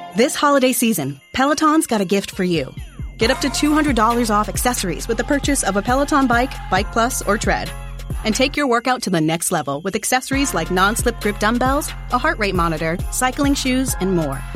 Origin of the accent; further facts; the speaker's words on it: Chicago, Illinois, United States; growing up in Chicago during the 90s